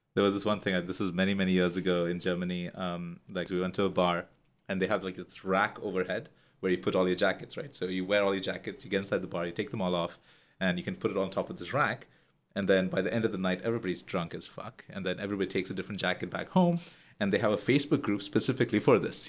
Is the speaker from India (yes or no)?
yes; India; moved away as an adult; now in Singapore; I left India close to a decade ago